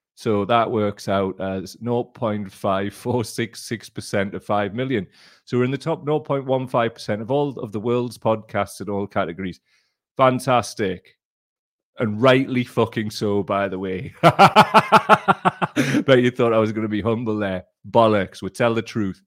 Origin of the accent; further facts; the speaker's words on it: Gateshead, North East England, United Kingdom; I'm from Gateshead. We barely speak English